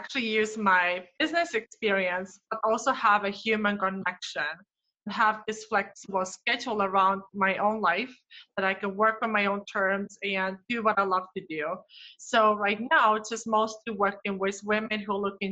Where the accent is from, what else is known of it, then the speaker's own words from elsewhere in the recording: Estonia; moved away as an adult; now in Twin Cities, United States; I grew up in Northeastern Europe, so in Estonia, and I've been here in Twin Cities almost 4 years so far